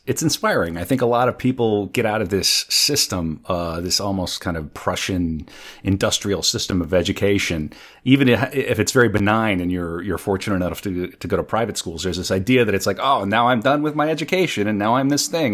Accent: North Dakota, United States; moved away; I'm from North Dakota

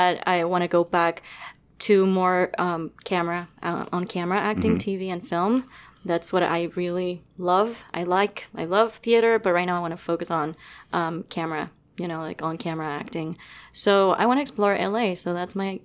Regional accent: Venezuela; now in United States; we're from the Caribbean, we go to the beach every single weekend almost

